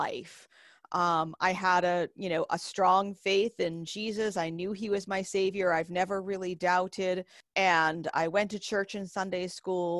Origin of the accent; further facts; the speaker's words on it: Northeast, United States; moved away as an adult; now in the South, United States; most of my memories of growing up in church and being baptized eventually are squarely within Baptist tradition. In the Northeast